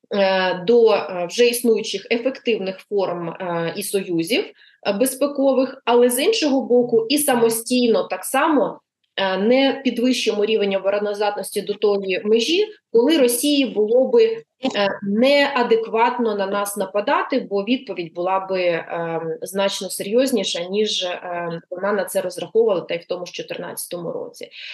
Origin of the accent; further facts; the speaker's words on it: Luhansk Oblast, Ukraine; moved away; я сама з Луганщини, е, я там виросла.